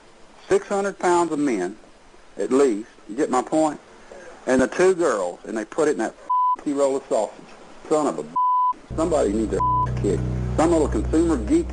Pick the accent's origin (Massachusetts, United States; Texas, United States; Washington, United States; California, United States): Texas, United States; I'm not from the North. I'm a Texas man